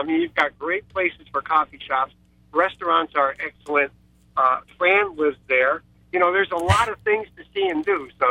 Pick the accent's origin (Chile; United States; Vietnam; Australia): United States; Suffield, Connecticut; I'm also from Suffield, Connecticut.